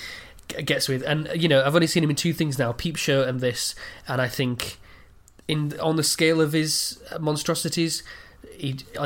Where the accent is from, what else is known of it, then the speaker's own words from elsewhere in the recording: England, United Kingdom; as an Englishman